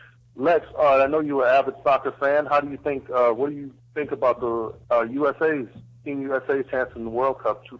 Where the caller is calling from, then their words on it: Indonesia; I'm calling you from Indonesia.